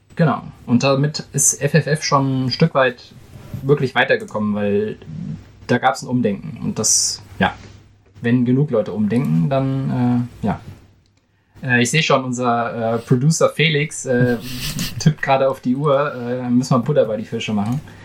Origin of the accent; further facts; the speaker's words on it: Germany; ich als Deutscher